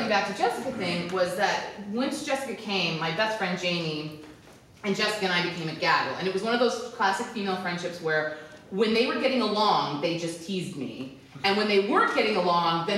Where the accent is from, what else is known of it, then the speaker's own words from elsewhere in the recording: Hawaii, United States; we grew up in Hawaii and like everybody else was just from Hawaii